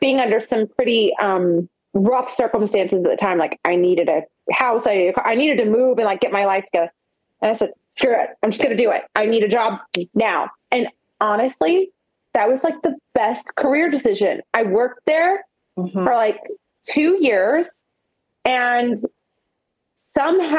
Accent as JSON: {"language": "English", "region": "Oklahoma", "country": "United States", "said": "I'm from Oklahoma"}